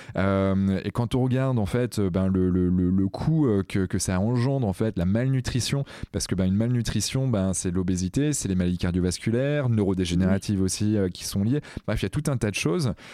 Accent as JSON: {"language": "French", "region": "Brittany", "country": "France", "said": "en tant que breton que je suis"}